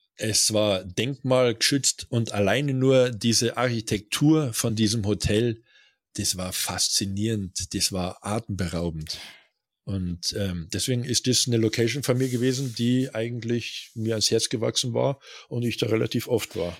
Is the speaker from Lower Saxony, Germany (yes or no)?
no; Bavaria, Germany; dass unser Bundesland so reich ist